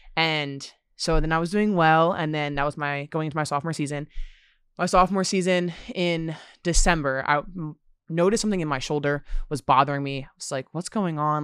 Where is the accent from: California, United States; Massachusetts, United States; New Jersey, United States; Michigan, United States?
New Jersey, United States; Red Bank; I'm from Red Bank